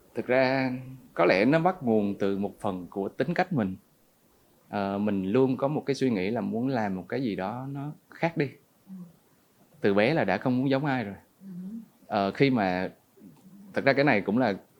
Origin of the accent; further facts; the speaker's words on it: Nha Trang, Khanh Hoa, Vietnam; also born or lived in Ho Chi Minh City; dân Nha Trang 28 năm